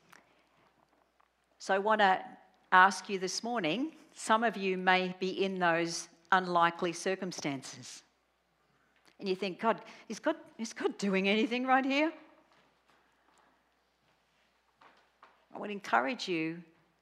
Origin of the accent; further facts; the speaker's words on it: Australia; I'm Australian